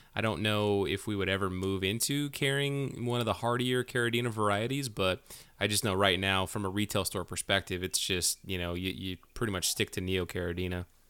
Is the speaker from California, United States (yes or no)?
yes; Manteca, California, United States; moved away; Manteca, for, uh, taking care of me, you know, coming back to my hometown